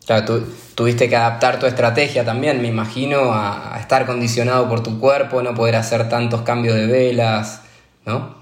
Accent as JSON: {"language": "Spanish", "country": "Argentina", "said": "como, argentino y, sudamericano"}